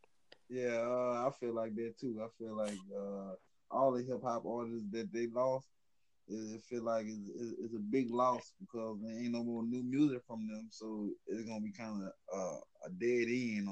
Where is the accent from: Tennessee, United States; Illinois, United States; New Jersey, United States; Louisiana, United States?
Louisiana, United States; I'm from Louisiana, North America.